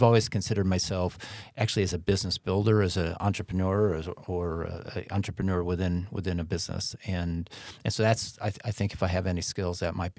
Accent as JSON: {"language": "English", "region": "Midwest", "country": "United States", "lives_now": "New York City, United States", "said": "I was a kid from the Midwest, turned up in the big city."}